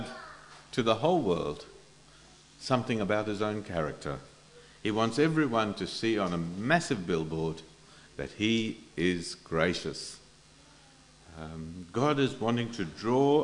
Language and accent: English; India; moved away; I come from India